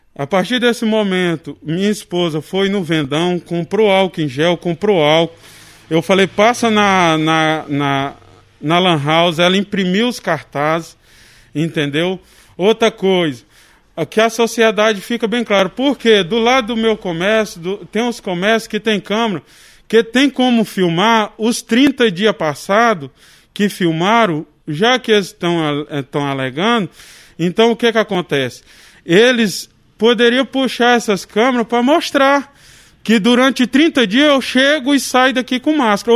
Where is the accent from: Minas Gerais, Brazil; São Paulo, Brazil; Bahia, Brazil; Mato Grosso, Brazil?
Mato Grosso, Brazil; Vila Rica; sou morador de Vila Rica há muitos anos, nós mudou para cá desde 1996 e cresci na cidade aqui trabalhando